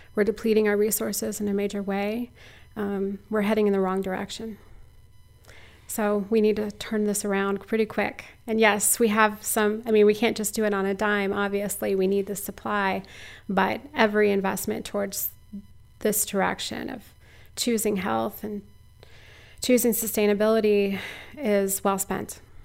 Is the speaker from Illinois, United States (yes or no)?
no; Missouri, United States; now in Iowa, United States; I'm a transplant. I grew up in Missouri